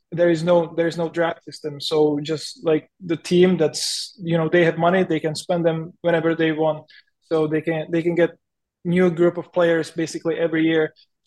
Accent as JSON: {"language": "English", "town": "Chomutov", "region": "Ústí nad Labem Region", "country": "Czechia", "second_language": "English", "lives_now": "Chicago, United States", "said": "I came from Chomutov, which is a really small industrial city. You know, you know, like the streets are almost always empty, and you come into Chicago where the traffic is crazy"}